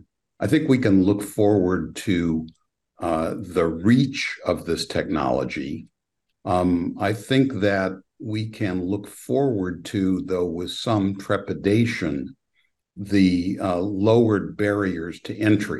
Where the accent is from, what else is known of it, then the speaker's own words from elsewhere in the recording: Petaluma, California, United States; I was actually born in Petaluma, California